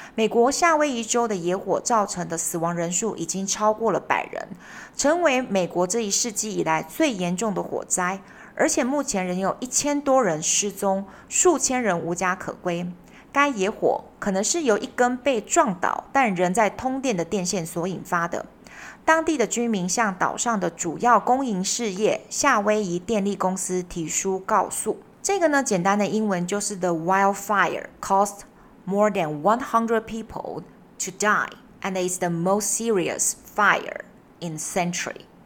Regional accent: Taiwan; 我们台湾人

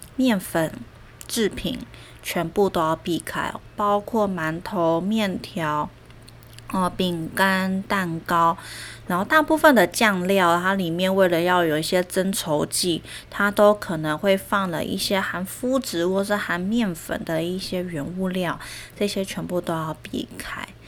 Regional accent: Taiwan; 我们台湾人

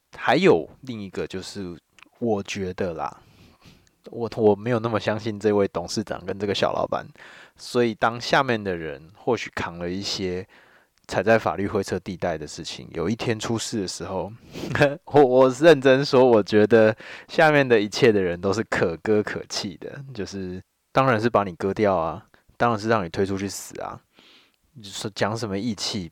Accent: Taiwan; 因为我是闽南人，哦，所以我这些东西一开始学习的时候都是台语

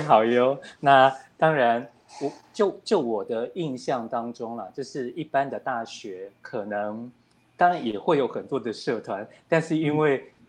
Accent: Taipei, Taiwan; 我是一个台北人哦

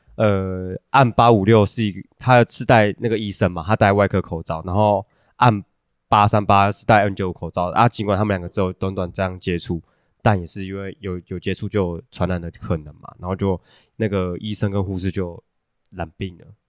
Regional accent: Taiwan; 我们台湾人

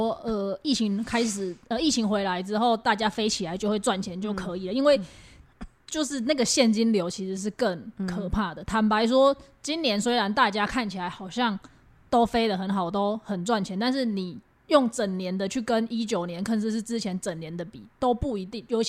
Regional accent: Taiwan; 大家觉得，哎、我们台湾人都没事

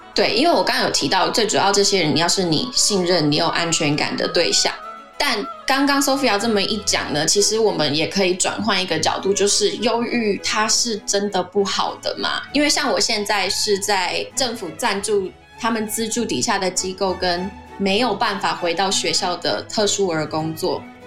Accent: Taiwan; 我们台湾人的个性都比较热情、热心

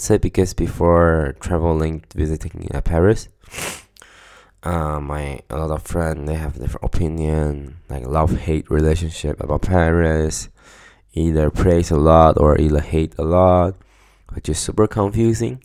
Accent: Taiwan; moved away as an adult; now in Stockholm, Sweden

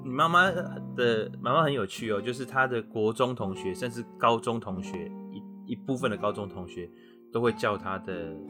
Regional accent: China; 对，那个是，其实我们中国人哈有一种习俗，叫做改运。

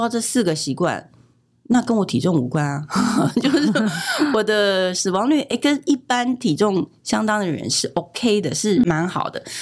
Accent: Taiwan; 美国人没有像我们台湾人吃这么多豆制品

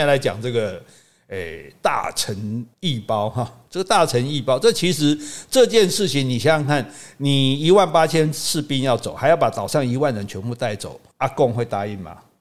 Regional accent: Taiwan; 我们台湾人

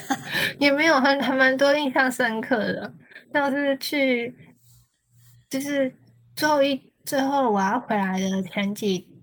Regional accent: Taiwan; 我是台湾人

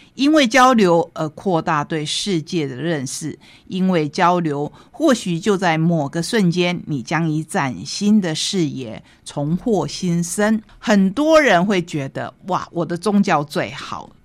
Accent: Taitung, Taitung County, Taiwan; also born or lived in Tainan (ancestry); 我是台湾人， 我是台东人。 同时我也是台南人， 因为我的先祖是从台南学家移民过来的

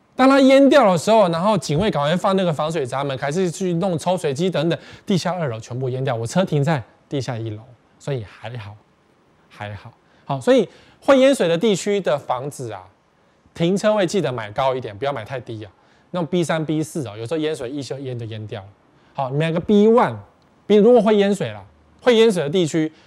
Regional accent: Taipei, Taiwan; also born or lived in Sanchong, New Taipei; 我们台北人也习惯了

